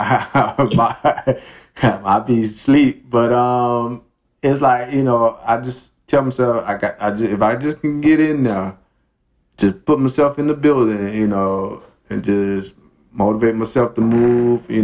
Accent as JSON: {"language": "English", "town": "Miami", "region": "Florida", "country": "United States", "tie": "born or raised there", "said": "I grew up in Miami, Coconut Grove to be more specific"}